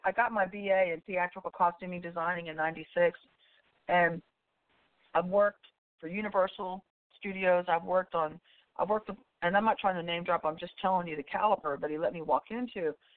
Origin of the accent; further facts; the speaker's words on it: about 20 miles outside Austin, Central Texas, United States; I grew up in the Central Texas area. I'm from I'm about 20 miles outside of Austin, Texas